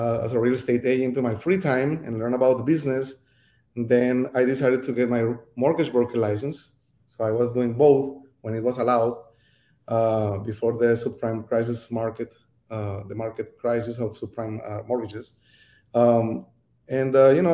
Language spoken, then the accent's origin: English; Cali, Valle del Cauca, Colombia; moved away as an adult; also born or lived in Bogota, Colombia; now in Miami, United States; I was born in Colombia, from Cali, Colombia